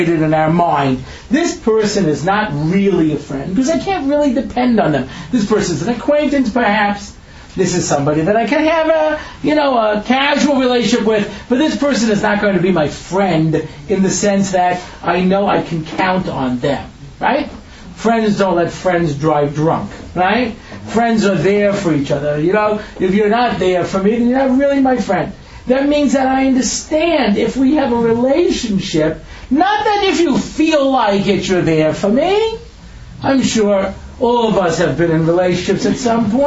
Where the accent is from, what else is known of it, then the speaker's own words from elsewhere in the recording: New York, United States; I grew up in New York, you know, back in the 70s